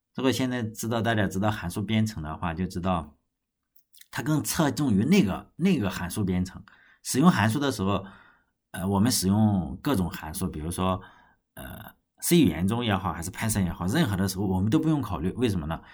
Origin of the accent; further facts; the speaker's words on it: China; 我们中国人